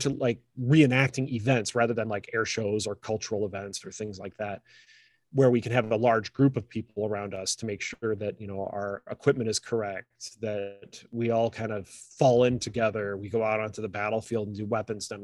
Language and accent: English; across from Chicago, Lake Michigan shore, United States; now in Central Michigan, United States; where I grew up was right on Lake Michigan, right across from Chicago